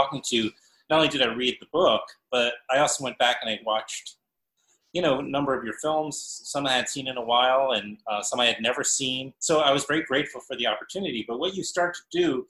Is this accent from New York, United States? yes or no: yes; New York, United States; I grew up in New York